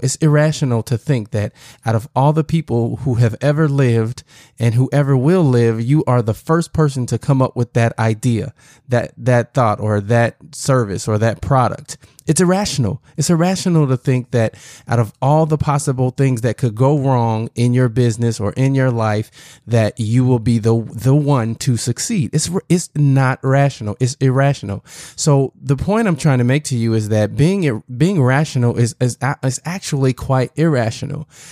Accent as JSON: {"language": "English", "region": "Southern Illinois", "country": "United States", "tie": "born or raised there", "also_born_or_lived": "Chicago, Illinois", "said": "grew up in, uh, Southern Illinois"}